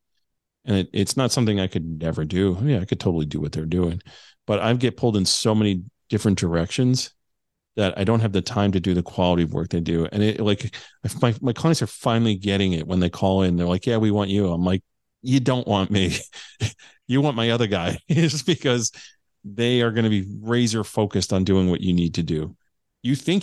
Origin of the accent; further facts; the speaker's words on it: New Jersey, United States; I'm a kid from New Jersey who never even served in law enforcement